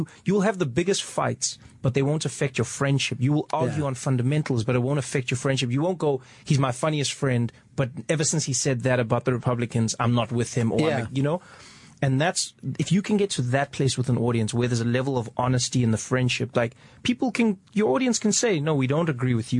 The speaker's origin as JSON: {"language": "English", "country": "South Africa", "tie": "born or raised there", "said": "luckily, when I was 10 years old, we had our first democratic election. So I only lived 6 years into apartheid."}